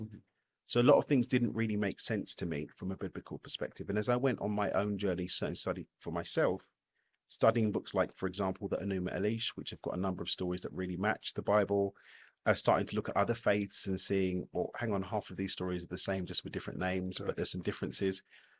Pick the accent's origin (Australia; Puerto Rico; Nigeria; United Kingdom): United Kingdom; London; I'm loyal to my local team, yeah, East London.